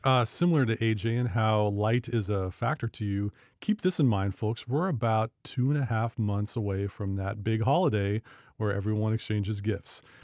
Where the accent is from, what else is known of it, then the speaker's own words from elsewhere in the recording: Bellingham, Washington, United States; we're from Bellingham and Waukeen County.